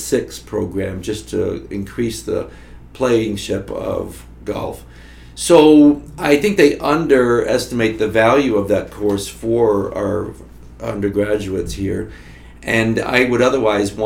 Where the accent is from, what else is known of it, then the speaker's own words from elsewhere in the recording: Florida, United States; moved away as an adult; now in Notre Dame, United States; I came from Florida